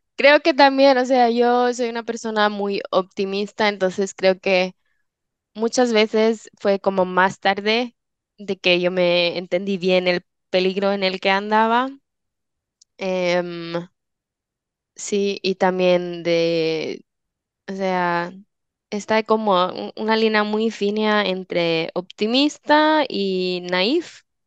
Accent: Switzerland; moved away; soy de Suiza

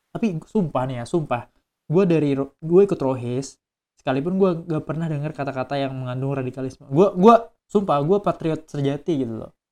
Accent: Kalimantan, Indonesia; kan gue dari Kalimantan gue gue deketin orang-orang Kalimantan juga jadi mereka udah ada organisasi gitu yang dari Kalimantan

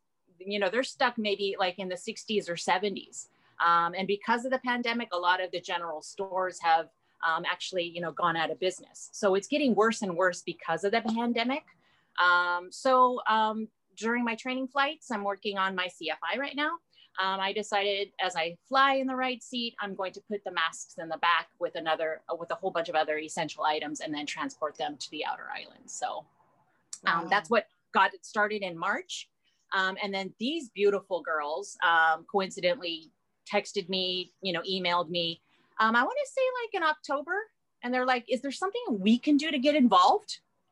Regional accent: California, United States; born there; also born or lived in Japan; now in Hawaii, United States; I actually have been all around the world. I was born in California, and then I moved to Japan, and I lived there for 34 years.

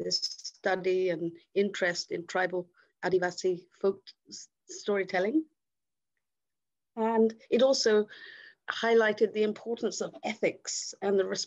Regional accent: England, United Kingdom; also born or lived in India; I'm actually from England. I'm English, but I'm born in India

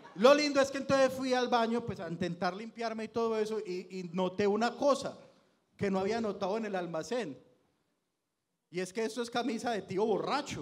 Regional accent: Itagüí, Antioquia, Colombia; soy de Itagüí, la mayoría vivíamos en Itagüí

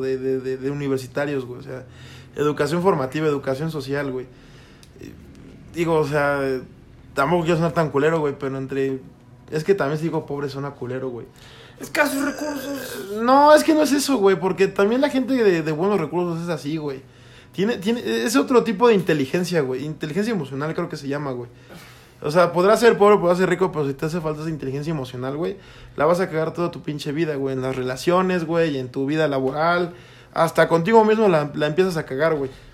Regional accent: Toluca, State of Mexico, Mexico; nosotros somos de Toluca

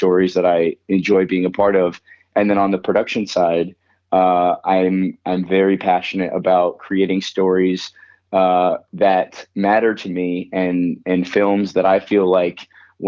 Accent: Florida, United States; moved away; also born or lived in Colorado; I was born in Florida

